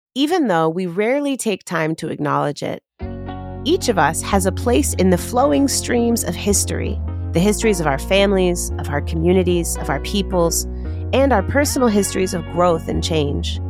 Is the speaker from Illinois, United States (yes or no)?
yes; Chicago, Illinois, United States; my hometown of Chicago